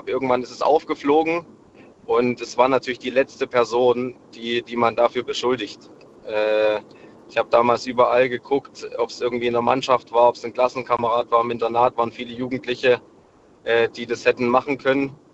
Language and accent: German; Saxony, Germany; zusammen vom kleinen Dorfverein also ich komme aus dem Erzgebirge, zusammen auf die Sportschule gegangen in Chemnitz